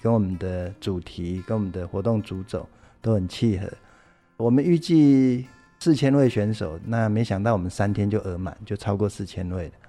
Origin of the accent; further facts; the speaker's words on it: Taiwan; 最幸福哈、最温暖哈，是乡亲的热情，这是我们台湾人情味，也是台湾最美的风景。